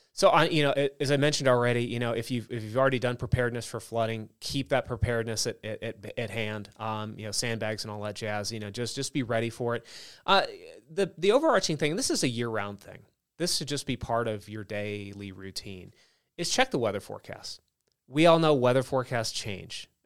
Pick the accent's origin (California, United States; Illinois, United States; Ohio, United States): California, United States; Southern; moved away; I grew up in Southern California